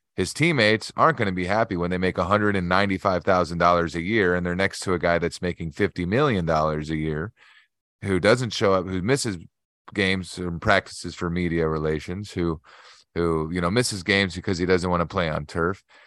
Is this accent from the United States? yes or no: yes; United States; I'm American